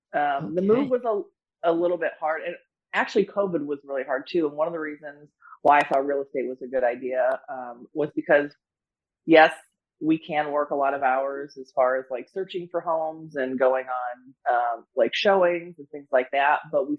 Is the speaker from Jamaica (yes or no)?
no; Medina, Ohio, United States; moved away; also born or lived in Florida; I'm originally from Ohio, grew up in Medina.